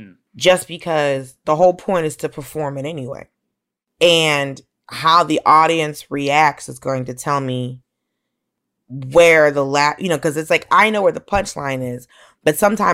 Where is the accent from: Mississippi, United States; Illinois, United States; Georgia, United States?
Georgia, United States; Atlanta; but also grew up in Atlanta. So you know, I grew up around Black people and white people who are accustomed to being around Black people.